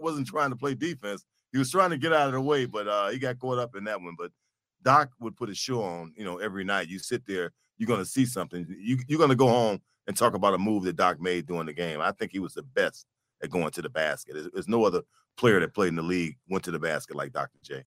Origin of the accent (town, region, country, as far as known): Detroit, Michigan, United States; born or raised there